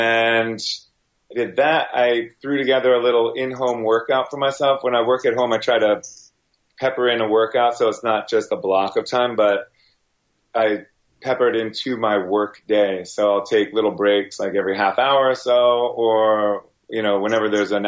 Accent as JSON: {"language": "English", "region": "New York", "country": "United States", "tie": "born or raised there", "also_born_or_lived": "New Jersey", "said": "I was born in Jersey, Northern Jersey, lived in, over in Rockland County for a good portion of my life. And then my parents moved me up way upstate to like Cowtown, USA, up in, up near Hudson, New York"}